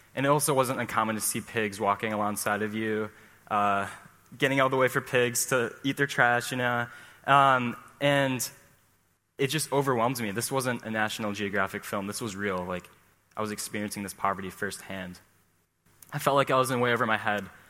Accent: Midland, Michigan, United States; Growing up in the Midland bubble

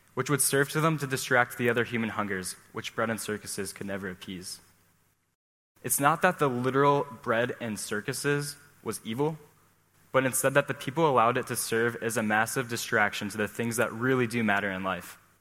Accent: Midland, Michigan, United States; Growing up in the Midland bubble

